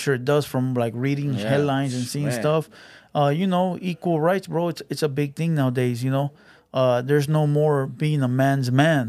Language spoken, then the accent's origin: English; Los Angeles, California, United States; moved away; also born or lived in Calexico; I'm from Southeast LA.